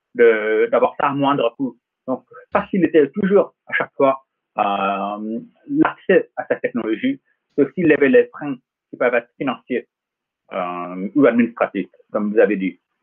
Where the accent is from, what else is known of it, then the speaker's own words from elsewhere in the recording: Los Angeles, California, United States; now in France; J'ai grandi en Californie, à Los Angeles précisément.